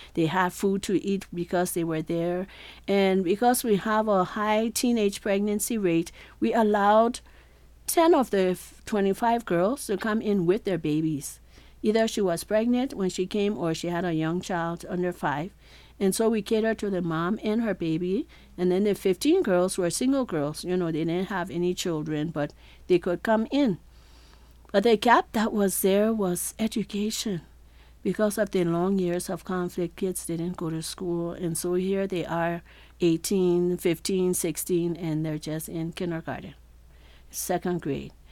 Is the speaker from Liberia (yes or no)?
yes; Liberia; Growing up in Liberia